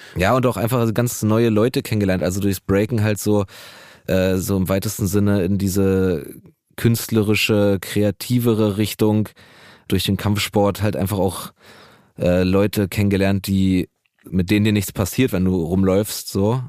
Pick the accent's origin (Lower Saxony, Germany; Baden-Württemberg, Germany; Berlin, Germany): Berlin, Germany; ich bin auch in Neukölln groß geworden